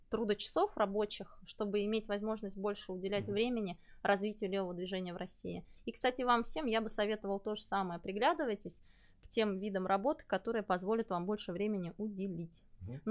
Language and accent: Russian; Belarus; Ну, мы с Олегом из Беларуси